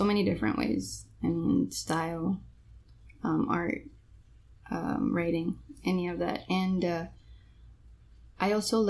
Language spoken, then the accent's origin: English; Miami, Florida, United States; also born or lived in Colombia; I grew up here, went to school here, FIU